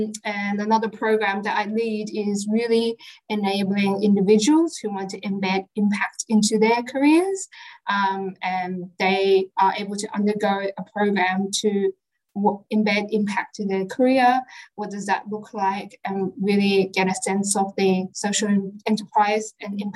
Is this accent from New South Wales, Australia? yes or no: yes; Sydney, New South Wales, Australia; I grew up in Western Sydney all my life.